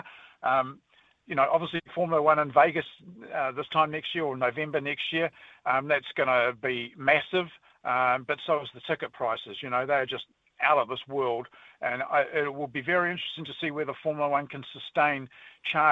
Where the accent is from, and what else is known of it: New Zealand